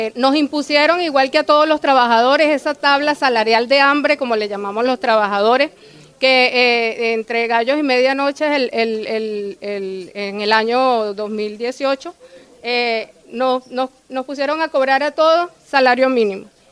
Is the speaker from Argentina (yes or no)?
no; Venezuela; soy del sector de Largarrobo, del barrio Unión